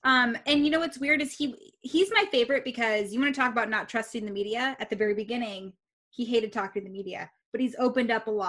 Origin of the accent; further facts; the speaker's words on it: Reno, Nevada, United States; I'm so from Reno.